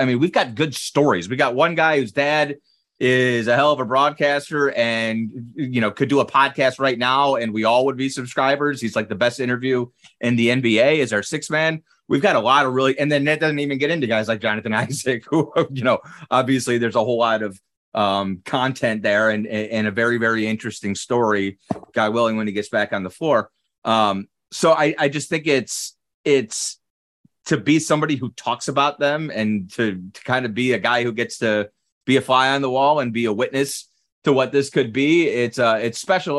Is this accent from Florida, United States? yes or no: no; Cleveland, Ohio, United States; now in Orlando, United States; I grew up in Cleveland.